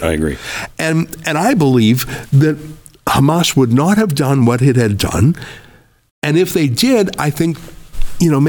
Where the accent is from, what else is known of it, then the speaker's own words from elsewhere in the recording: Canada; now in United States; when I told you the story of growing up in Canada in the rural part where I was the only Jew for miles, I felt completely safe and at home and welcome and loved.